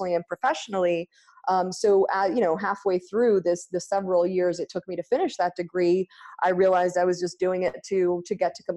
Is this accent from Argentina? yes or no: yes; Argentina; English is a second language; moved away as an adult; also born or lived in United States; now in Ashland, United States; I grew up in Argentina